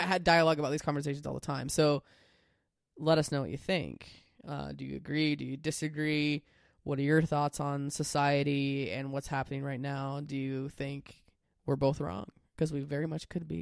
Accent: United States; I'm a reasonably proud American

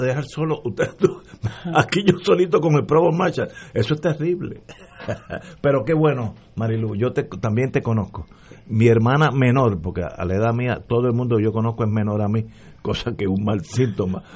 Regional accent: Puerto Rico; Soy puertorriqueño, aunque hubiera nacido en la luna, somos puertorriqueños

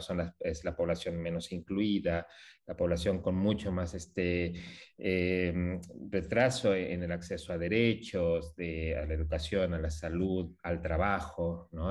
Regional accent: Mexico; now in Buenos Aires, Argentina; soy mexicano, hace también muchos años viviendo acá en Argentina

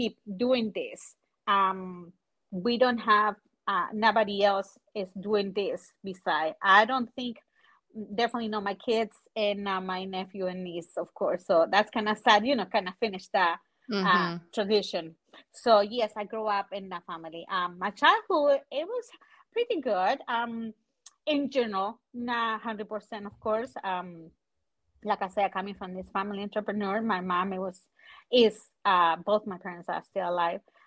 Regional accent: La Serena, Coquimbo, Chile; English is a second language; now in United States; I born in The city is called La Serena. It's about 5 hours north from the capital, which is Santiago. I'm the oldest of three, all girls. I grew up in a house of entrepreneurs

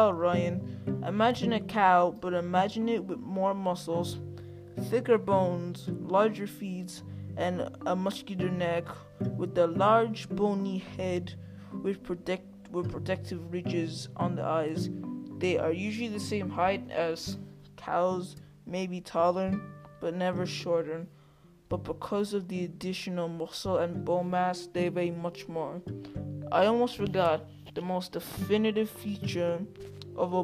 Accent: Ireland; I'm from Ireland

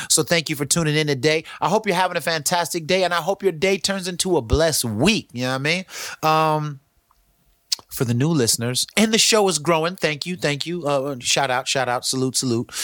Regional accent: Pacifica, California, United States; San Andreas is a small school in Pacifica, California. That's where we used to go

